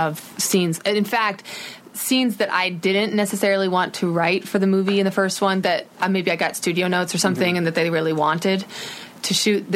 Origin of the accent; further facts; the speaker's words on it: Midwest, United States; I'm from the Midwest